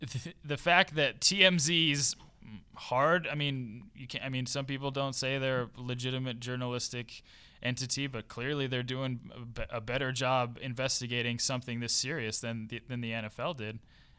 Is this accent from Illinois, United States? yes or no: no; Bay Area, California, United States; I was born and raised in the Bay Area.